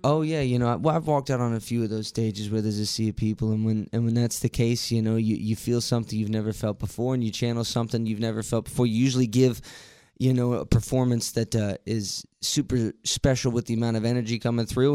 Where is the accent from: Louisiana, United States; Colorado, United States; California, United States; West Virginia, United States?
West Virginia, United States; Martinsburg; I'm from Martinsburg, uh, born and raised here